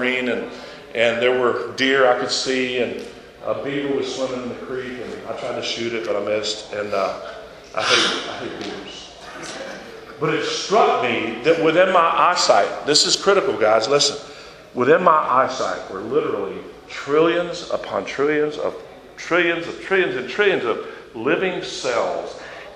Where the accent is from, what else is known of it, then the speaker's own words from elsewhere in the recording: Florida, United States; I went to first grade here in this town, and I grew up in Florida